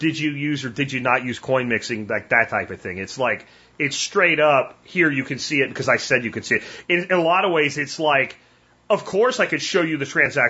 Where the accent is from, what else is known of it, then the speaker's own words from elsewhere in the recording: Pennsylvania, United States; moved away; I'm from Pennsylvania